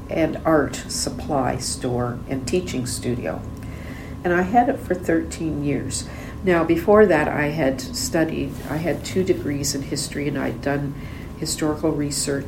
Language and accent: English; Nova Scotia, Canada; also born or lived in Enschede, Netherlands; We moved to Nova Scotia in 1954, so I was just, you know, 4 years old